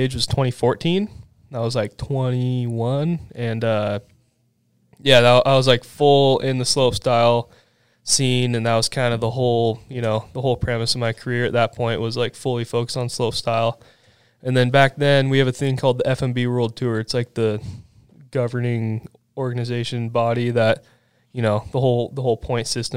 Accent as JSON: {"language": "English", "town": "Bend", "region": "Oregon", "country": "United States", "tie": "born or raised there", "said": "I grew up in Bend"}